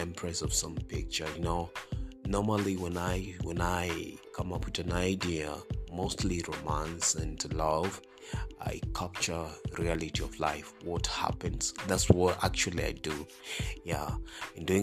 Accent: Kenya; I'm a Kenyan, and I'm an R&B artist

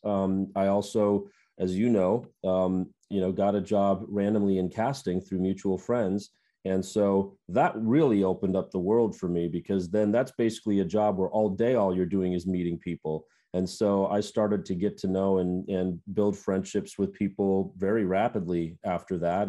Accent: Minnesota, United States; moved away as an adult; now in Los Angeles, United States; growing up in the Midwest

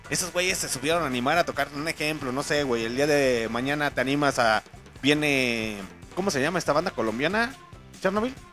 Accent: León, Guanajuato, Mexico; accent: chilango; Sí, señores, soy de León, Guanajuato, se me sale lo chilango, pero un pinche chilango nace donde se le pega la rechingada gana.

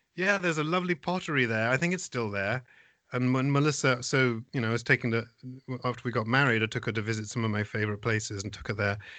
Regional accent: Essex Suffolk border, near Colchester, East of England, United Kingdom; moved away as an adult; now in United States; I grew up on the Essex Suffolk border, and the closest town to us actually was Colchester, which was about six miles away

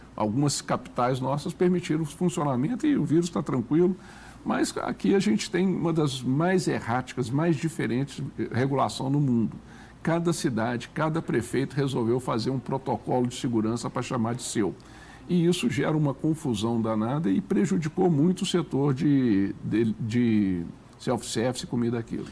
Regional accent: Belo Horizonte, Minas Gerais, Brazil; moved away; also born or lived in Brasília; Belo Horizonte, por exemplo, minha terra

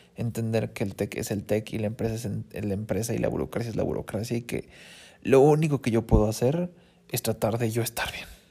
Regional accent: Mexico City, Mexico; moved away as an adult; also born or lived in Monterrey / Toronto; Yo soy de Ciudad de México. O sea, mi lugar está pues aquí, con los chilangos, porque yo soy de aquí

